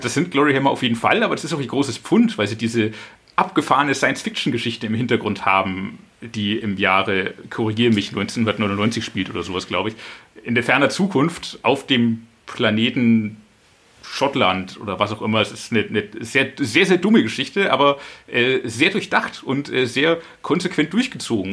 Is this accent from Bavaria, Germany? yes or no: yes; Franconia, Bavaria, Germany; Ich komme auch aus der Region, natürlich. Ich bin davor vorgeprägt aus Franken